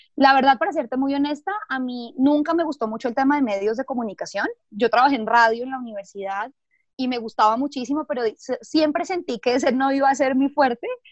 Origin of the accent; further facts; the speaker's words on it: Bogotá, Colombia; soy de Bogotá